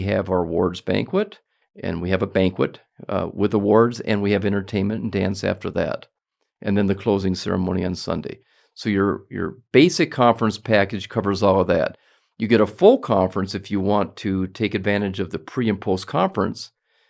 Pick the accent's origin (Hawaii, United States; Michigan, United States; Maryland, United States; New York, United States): Michigan, United States; Detroit; to Detroit, where I'm from, next weekend